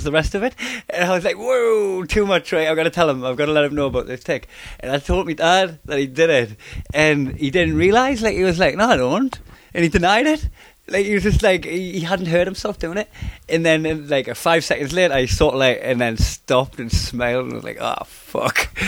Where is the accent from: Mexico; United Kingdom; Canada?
United Kingdom; Newcastle upon Tyne, North East England; accent: Geordie; I've figured out how to soften my accent but not lose my accent and deliver the material as a way it's going to be understood by people that aren't familiar with the Geordie accent